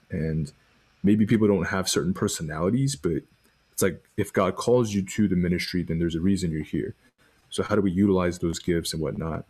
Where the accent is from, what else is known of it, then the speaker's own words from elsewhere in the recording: Arlington, Texas, United States; I was born in Arlington, Texas